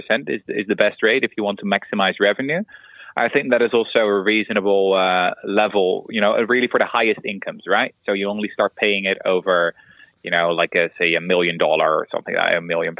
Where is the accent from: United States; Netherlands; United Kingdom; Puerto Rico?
Netherlands; I'm from Holland